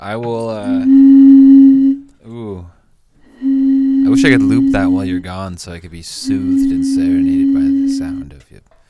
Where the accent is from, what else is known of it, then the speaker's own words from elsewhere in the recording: Washington, United States; now in California, United States; In Washington State.